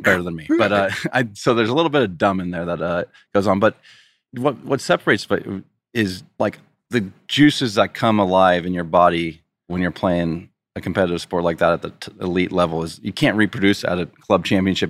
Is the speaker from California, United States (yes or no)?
yes; Poway, California, United States; now in Rancho Santa Fe, United States; I grew up in Poway, which is only fifteen, twenty minutes from here.